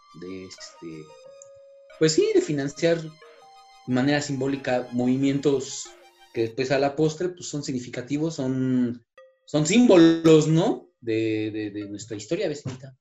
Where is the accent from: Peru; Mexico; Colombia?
Mexico; como mexicanos